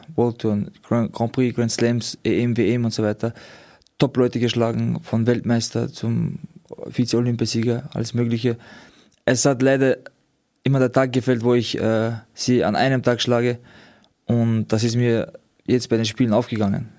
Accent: Austria; wir kommen aus Österreich

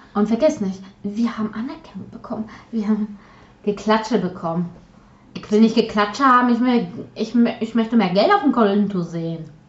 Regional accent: Silesian Voivodeship, Poland; first language Polish; German is a second language; now in Germany; ich aus ehemaligen deutschen Gebiet kommen

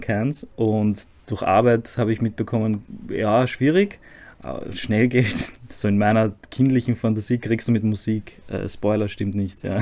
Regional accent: Zagreb, City of Zagreb, Croatia; German is a second language; now in Vienna, Austria; ich bin in Kroatien geboren, in Zagreb

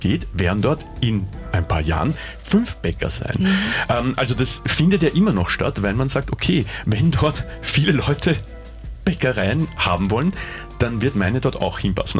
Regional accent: Vienna, Austria; mir als Wiener

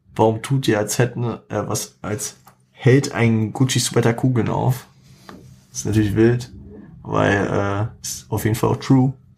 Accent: Frankfurt, Hesse, Germany; es ist einfach meine Gegend, ne? Also, auch wenn ich Frankfurter bin

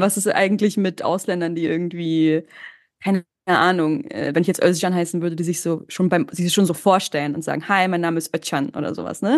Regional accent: Berlin, Germany; first language German and Turkish; ich bin in Ostberlin zur Schule gegangen

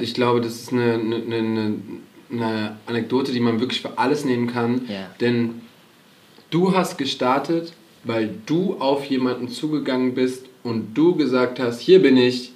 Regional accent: Cologne, North Rhine-Westphalia, Germany; wir sind natürlich als Kölner

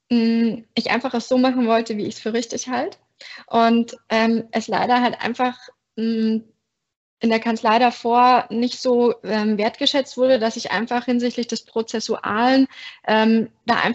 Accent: Bavaria, Germany; moved away as an adult; now in Berlin, Germany; ich wohne in Berlin, ich komme aber ursprünglich aus Berlin, ähm, sondern aus Bayern, hört man zum Glück nicht mehr. Und ähm, bin eben nach dem ABI direkt nach Berlin gezogen

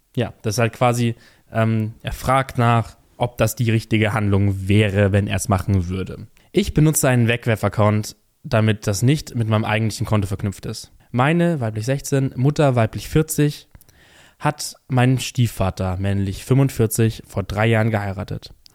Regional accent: Bavaria, Germany; bei uns in Bayern

